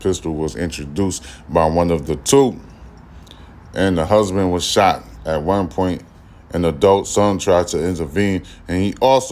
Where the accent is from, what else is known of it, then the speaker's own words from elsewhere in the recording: United States; I'm an American. I was born in the United States